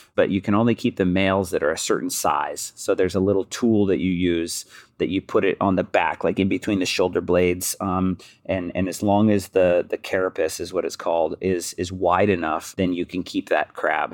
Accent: Pacific Northwest, United States; I'm from the Northwest

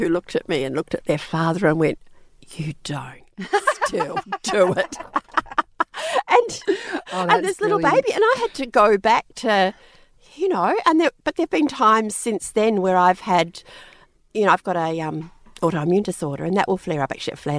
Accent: New Zealand; I'm actually from New Zealand originally, but we moved over there.

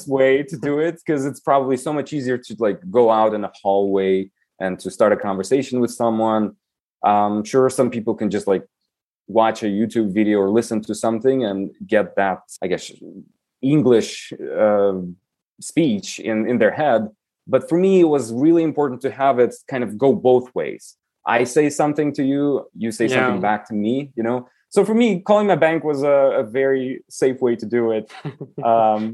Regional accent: Moldova; English is a second language; moved away as an adult; also born or lived in Albuquerque, New Mexico; now in United States; I lived, I guess, the majority of my life in Moldova, in Europe

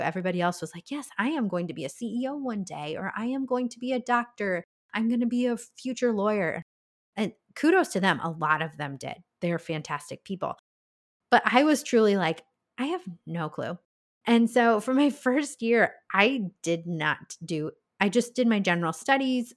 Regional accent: Iowa, United States; that's my home state

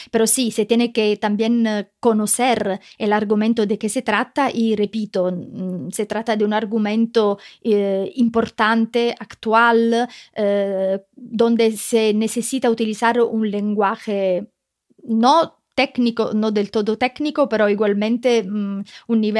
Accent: Sicily, Italy; Spanish is a second language; moved away; Sicilia, de donde, de donde vengo. Eh, la gente nota que yo tengo una pronunciación de algunas letras del alfabeto totalmente diferente de la que yo tenía en origen.

